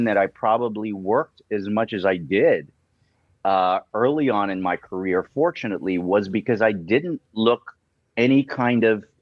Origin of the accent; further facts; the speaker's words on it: Philippines; because I'm Filipino, I, that came pretty naturally.